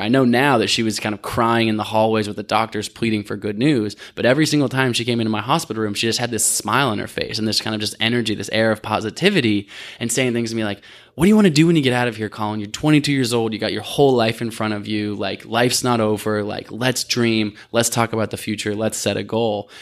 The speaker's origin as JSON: {"language": "English", "town": "Portland", "region": "Oregon", "country": "United States", "tie": "born or raised there", "also_born_or_lived": "Olympia, Washington", "said": "I grew up in Portland, Oregon"}